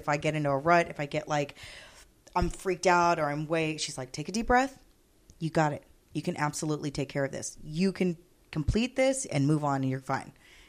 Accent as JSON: {"language": "English", "town": "Corpus Christi", "region": "Texas", "country": "United States", "tie": "born or raised there", "said": "this is my hometown. Corpus Christi is it, right?"}